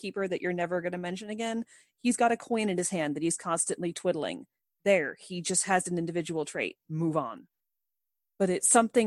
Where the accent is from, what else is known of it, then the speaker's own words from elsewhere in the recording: United States; Monica and I are both Caucasian females who were born and raised in the United States of America.